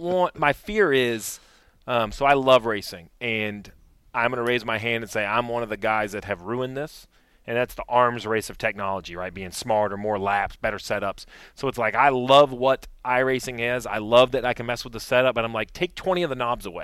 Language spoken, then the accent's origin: English; New England, United States; I grew up up here in New England